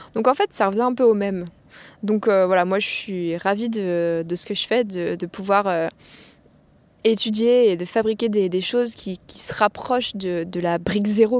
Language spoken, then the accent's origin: French; Plougastel-Daoulas, Brittany, France; moved away as an adult; also born or lived in Paris / Grenoble; now in Paris area, France; Je viens donc euh, de Pougassel, donc j'y ai toujours vécu jusqu'à ce que je parte euh, après mon bac